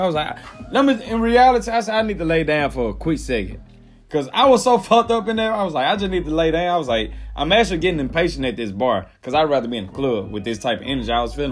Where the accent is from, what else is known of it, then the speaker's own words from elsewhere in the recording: Mississippi, United States; accent: country; I'm from Mississippi.